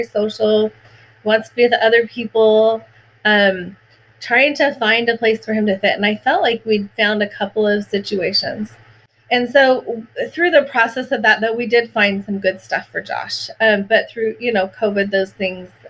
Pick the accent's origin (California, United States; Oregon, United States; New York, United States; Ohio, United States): Oregon, United States; I grew up in Oregon. I love Oregon